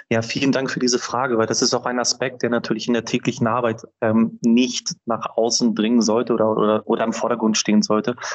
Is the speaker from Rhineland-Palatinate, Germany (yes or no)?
no; Hamburg, Germany; also ich habe fünfeinhalb Jahre in Kiew gelebt und zwar mit meinem Beruf als Hamburger war ich dort vor Ort